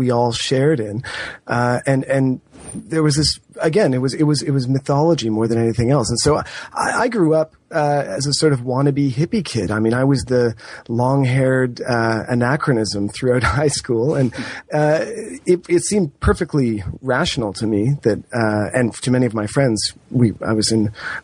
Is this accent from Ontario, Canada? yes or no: yes; Toronto, Ontario, Canada; I grew up in Toronto, and I was born in the late 70s